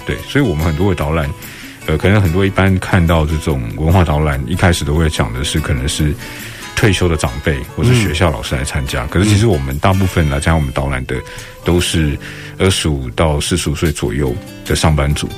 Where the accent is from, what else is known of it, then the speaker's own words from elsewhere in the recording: Taipei, Taiwan; 因为我在大稻城出生长大，嗯，嗯。我们家族也在大稻城住了好几代了